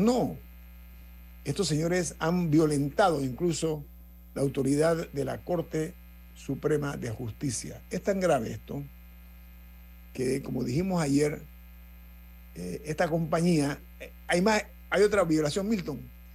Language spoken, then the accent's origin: Spanish; Panama; como país, como panameños, como ciudadanos